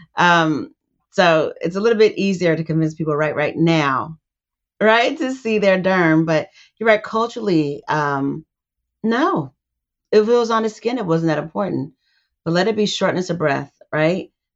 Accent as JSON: {"language": "English", "region": "California", "country": "United States", "tie": "born or raised there", "said": "I grew up in California"}